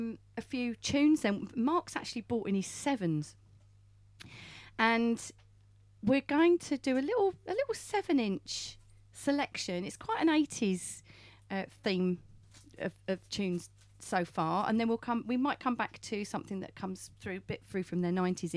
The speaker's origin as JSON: {"language": "English", "town": "Brentwood", "region": "East of England", "country": "United Kingdom", "tie": "born or raised there"}